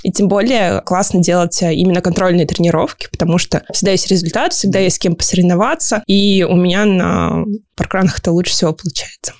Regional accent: Siberia, Kemerovo Oblast, Russia; moved away as an adult; now in Moscow, Russia; Я родилась в Сибири, в Кемеровской области, поэтому была очень рада, когда открылся паркран в Кемерово, практически в моем родном городе

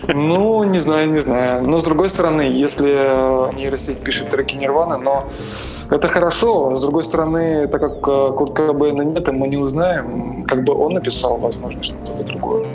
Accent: Samara, Samara Oblast, Russia; в родном городе городе, это город Самара

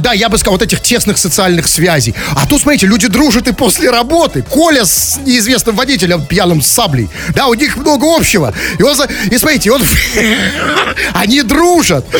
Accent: Russia; я хоть и россиянин

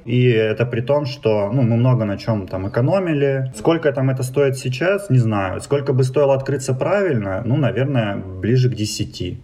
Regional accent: Timashevsk, Krasnodar Krai, Russia; moved away as an adult; also born or lived in Moscow / Saint Petersburg; now in Rostov-on-Don, Russia; я южанин, я из Краснодарского края, столица мира города города Тимошевск

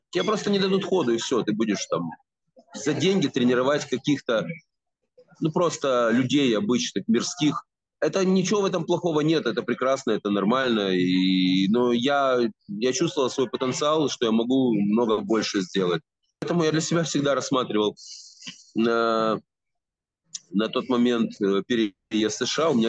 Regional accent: Kyiv, Ukraine; я киевлянин и, э, соответственно, жил и работал в Киеве.

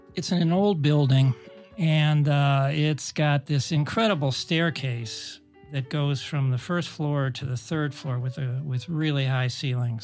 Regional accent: Cleveland, Ohio, United States; my, my hometown of Cleveland

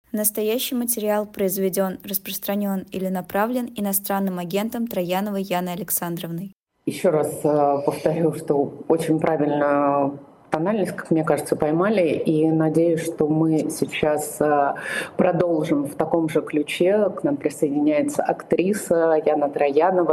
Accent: Russia; moved away; Как россиянам

